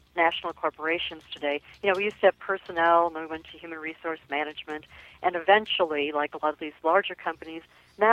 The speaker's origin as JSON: {"language": "English", "region": "Minnesota", "country": "United States", "said": "I'm from Minnesota, and I think in some ways we are one of the poster states for political correctness."}